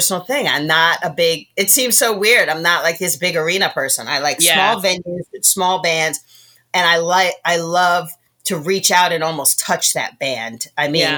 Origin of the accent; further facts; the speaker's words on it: Rochester, New York, United States; moved away; I grew up in Rochester, New York, right? So upstate New York